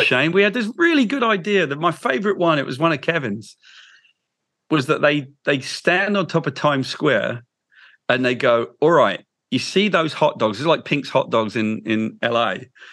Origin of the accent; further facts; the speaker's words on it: United Kingdom; I'm British